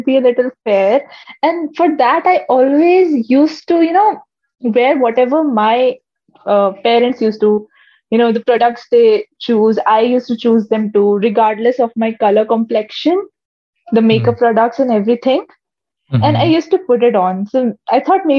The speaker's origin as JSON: {"language": "English", "country": "India", "said": "we have this mentality in India"}